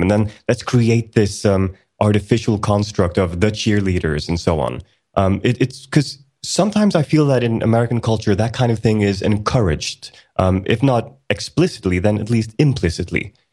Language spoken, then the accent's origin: English; Sweden; also born or lived in Iceland; I was born in Iceland back in nineteen eighty, and, uh, the entire family moved to Sweden in nineteen eighty-four. So I've been in Sweden for most of my life